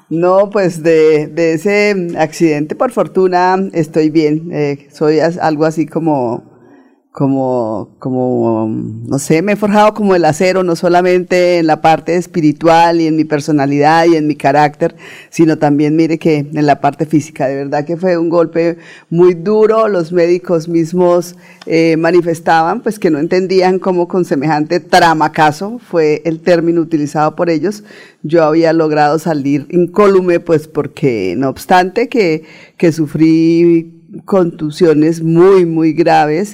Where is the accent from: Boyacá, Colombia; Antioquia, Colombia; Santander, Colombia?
Santander, Colombia; Puente Nacional; born or raised there